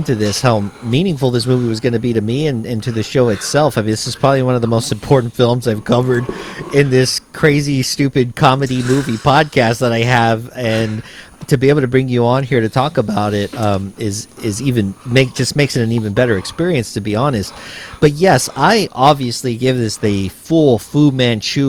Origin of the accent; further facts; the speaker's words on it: United States; growing up in the United States that has, you know, having some sort of Mexican heritage. So when I learned about Chicano, I was like, yeah, that's exactly what I am.